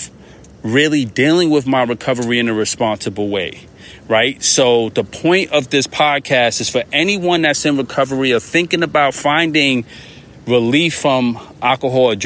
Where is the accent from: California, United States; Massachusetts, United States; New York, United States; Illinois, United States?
New York, United States; I'm a New Yorker